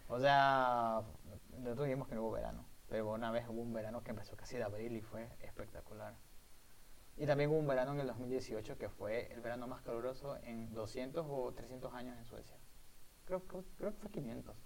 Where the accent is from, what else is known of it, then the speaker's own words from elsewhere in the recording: El Guabo, El Oro, Ecuador; moved away as an adult; also born or lived in Machala, Ecuador; now in Sweden; vengo de El Guabo, que El Guabo es una ciudad muy pequeña en la provincia del Oro, en el sur de Ecuador. Obviamente yo nací en Machala